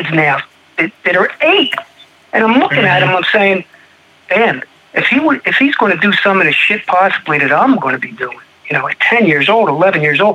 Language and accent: English; Audubon, New Jersey, United States; accent: Philadelphia; moved away as an adult; also born or lived in Stratford, New Jersey / Arizona; I grew up in New Jersey, Audubon, New Jersey.